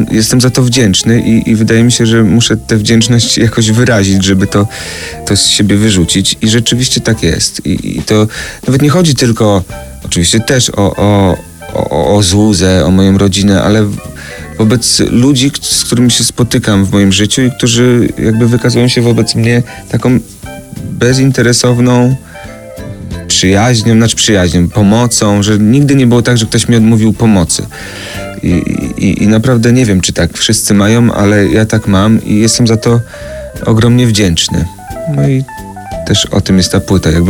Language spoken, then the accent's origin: Polish; Radom, Masovian Voivodeship, Poland; My obaj jesteśmy z Radomia